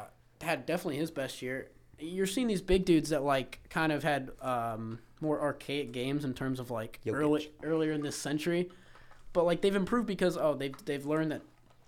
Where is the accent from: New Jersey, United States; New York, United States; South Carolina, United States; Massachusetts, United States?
Massachusetts, United States; Boston; Hey, fuck you. Like, I'm from Boston.